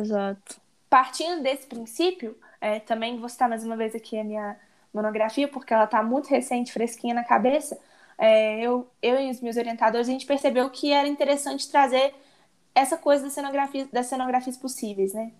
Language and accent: Portuguese; Barbacena, Minas Gerais, Brazil; also born or lived in Ouro Preto; now in Belo Horizonte, Brazil; sou de Barbacena, interior de Minas. E agora vim morar na capital, BH